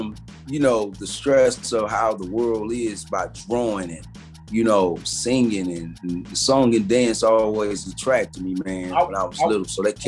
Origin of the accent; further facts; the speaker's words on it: Fort Knox, Kentucky, United States; born there; Man, I was born in an army base called Fort Knox, man, in Kentucky.